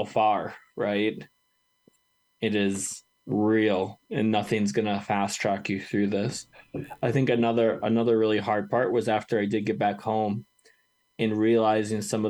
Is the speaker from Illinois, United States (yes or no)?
no; Wisconsin, United States; now in Colorado, United States; my home state of Wisconsin